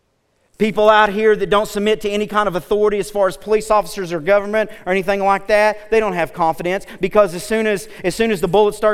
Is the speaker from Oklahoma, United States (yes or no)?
yes; Oklahoma, United States; I'm from Oklahoma